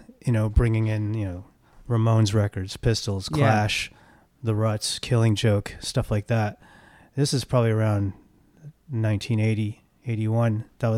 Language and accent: English; New York City, New York, United States; now in Los Angeles, United States; I was born in New York.